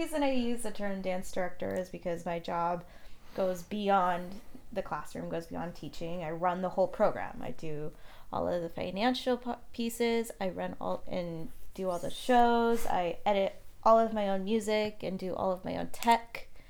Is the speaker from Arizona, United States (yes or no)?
yes; Phoenix, Arizona, United States; So we are from Phoenix, Arizona. Born and raised. Born and raised here.